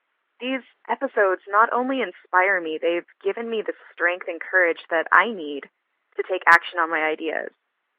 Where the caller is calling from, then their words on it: San Antonio, Texas, United States; I'm calling from San Antonio, Texas.